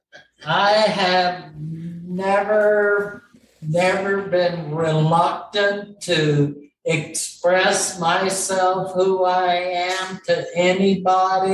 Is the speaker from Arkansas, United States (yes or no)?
yes; Arkansas, United States; moved away as an adult; also born or lived in St. Louis; I grew up in a rural, very conservative Arkansas, small town environment